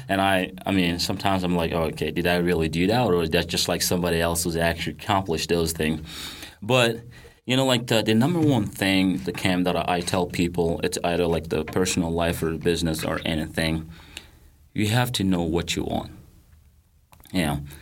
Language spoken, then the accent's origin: English; Mali; English is a second language; moved away as an adult; now in United States; I grew up in Mali, West Africa